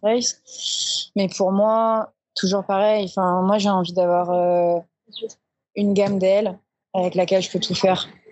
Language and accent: French; Marseille, Provence-Alpes-Côte d'Azur, France; je suis née à Marseille